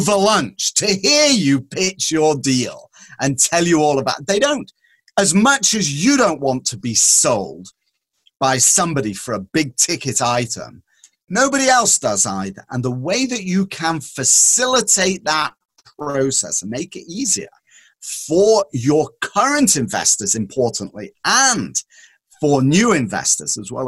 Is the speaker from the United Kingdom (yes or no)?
yes; England, United Kingdom; moved away; when I was growing up in England